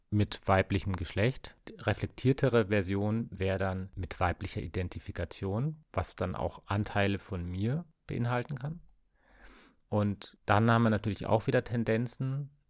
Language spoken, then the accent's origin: German; West Germany, Germany; ich bin auch im Westen aufgewachsen.